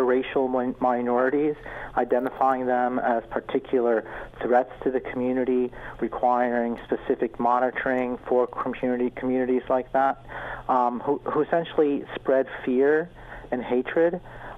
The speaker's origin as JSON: {"language": "English", "region": "Georgia", "country": "United States", "tie": "born or raised there", "moved": "yes", "lives_now": "Canada", "said": "my hometown, I grew up in the United States in Georgia"}